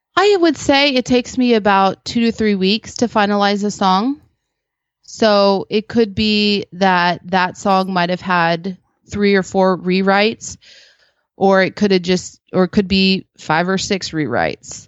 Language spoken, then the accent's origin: English; Philippines; now in United States; I was born in the Philippines